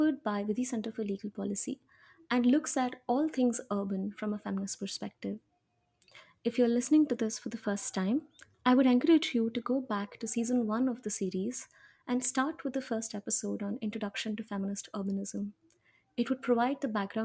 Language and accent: English; Hyderabad, Telangana, India; I'm from Hyderabad